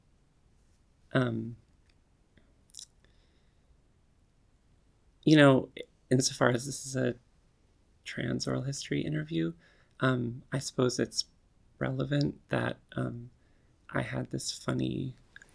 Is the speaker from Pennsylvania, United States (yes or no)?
yes; Gettysburg, Pennsylvania, United States; also born or lived in Ann Arbor, Michigan / Berkeley, California / Oakland, California; now in New York, United States; I was born in Gettysburg, Pennsylvania